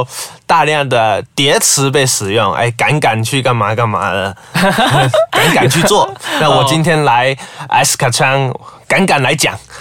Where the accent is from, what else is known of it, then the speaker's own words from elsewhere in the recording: southern China, China; moved away as an adult; now in Malaysia; 我毕竟来自中国南方。